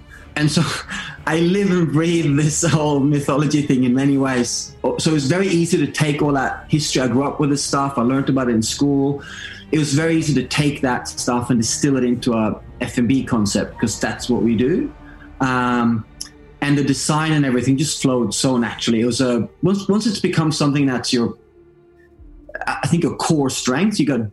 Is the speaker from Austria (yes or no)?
no; Norway; English is a second language; I'm Norwegian, so I learned English watching Eddie Murphy